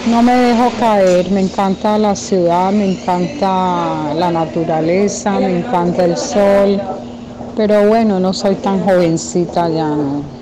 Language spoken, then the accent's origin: Spanish; Colombia; now in Miami, United States; soy colombiana.